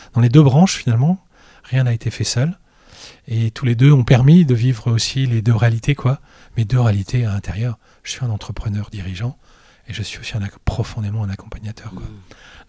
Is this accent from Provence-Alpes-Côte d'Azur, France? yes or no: no; Brittany, France; moved away as an adult; now in Lille, France; je suis originaire de Bretagne. Et voilà, je suis venu ici euh, pour mes études supérieures